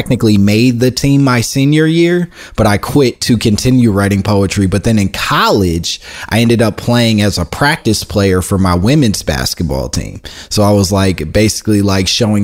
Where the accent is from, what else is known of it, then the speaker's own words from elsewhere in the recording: Oak Park, Illinois, United States; I grew up in Oak Park outside of Chicago